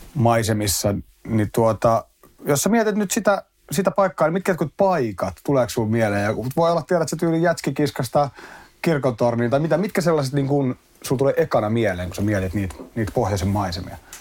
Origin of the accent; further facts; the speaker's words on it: Espoo, Uusimaa, Finland; mä oon asunut lähiössä Espoon puolella niin kuin lapsuuden mm. tuossa Tapiolassa